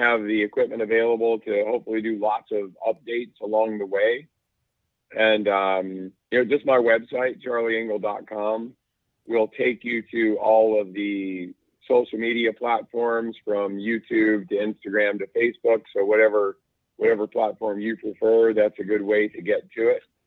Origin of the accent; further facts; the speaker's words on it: North Carolina, United States; I grew up in North Carolina